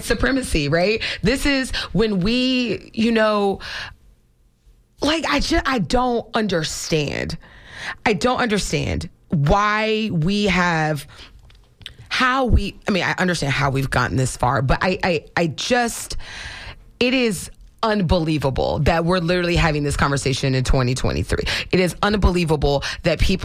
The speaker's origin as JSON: {"language": "English", "region": "Florida", "country": "United States", "tie": "born or raised there", "said": "I was born and raised in Florida. My family is multiple generations here"}